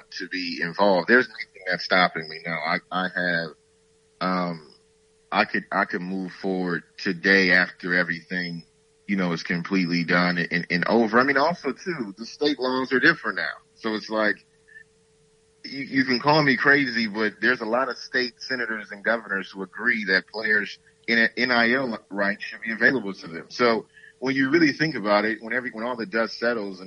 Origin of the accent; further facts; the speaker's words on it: Saginaw, Michigan, United States; I'm from Saginaw, Michigan